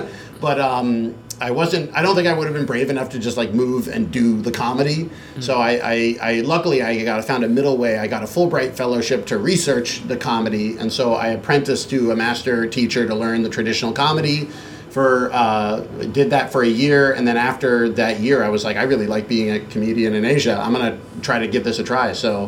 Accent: Boston, Massachusetts, United States; moved away as an adult; also born or lived in Beijing, China; And I grew up in the Boston area, in the suburbs of Boston. I took Chinese actually in high school and in college.

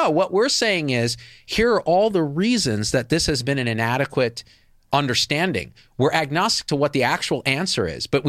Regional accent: India; Are you saying because I'm Indian, I do the IT?

